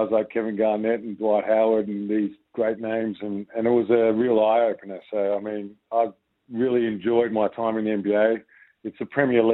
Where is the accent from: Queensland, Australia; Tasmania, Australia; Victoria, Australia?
Victoria, Australia; Frankston; When I was a little boy growing up in Frankston playing basketball with my brothers